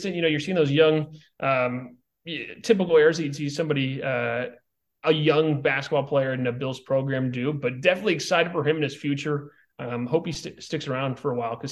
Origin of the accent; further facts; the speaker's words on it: Des Moines, Iowa, United States; I was born in Des Moines